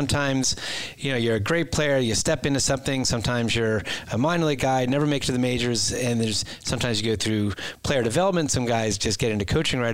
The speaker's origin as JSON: {"language": "English", "town": "Philadelphia", "region": "Pennsylvania", "country": "United States", "tie": "born or raised there", "said": "growing up in Philadelphia playing hockey"}